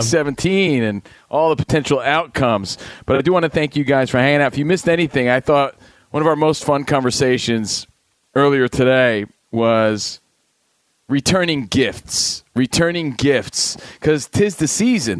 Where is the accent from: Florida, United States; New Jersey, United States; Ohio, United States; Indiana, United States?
New Jersey, United States; Coming from Jersey, you know, a lot of us are mama's boys growing up